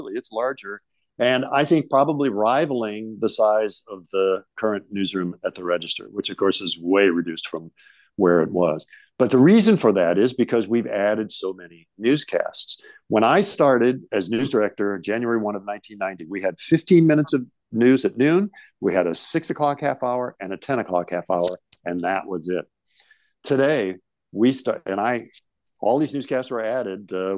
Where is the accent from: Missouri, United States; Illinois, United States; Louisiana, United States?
Missouri, United States; St. Louis; moved away as an adult; now in Des Moines, United States; I grew up in St. Louis